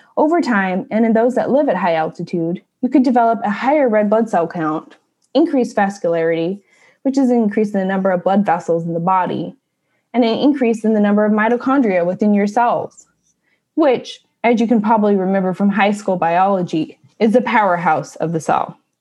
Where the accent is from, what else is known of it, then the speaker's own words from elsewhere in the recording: Washington, United States; Mount Rainier from my home state